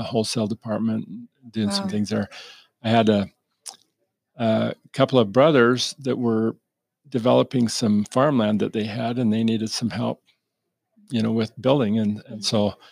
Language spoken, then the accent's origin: English; Lehi, Utah, United States; we grew up in Lehi